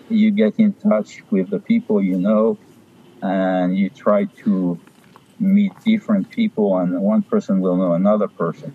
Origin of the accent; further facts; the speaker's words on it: Paris, Île-de-France, France; moved away; I was born in Paris. I spent my youth in Paris